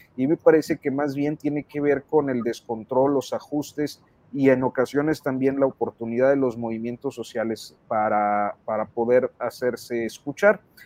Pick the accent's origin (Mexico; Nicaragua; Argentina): Mexico; Saltillo, Coahuila; yo soy de Saltillo